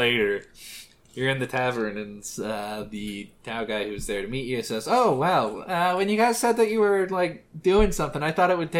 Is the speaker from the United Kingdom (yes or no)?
no; Canada; It's just that we're Canadian.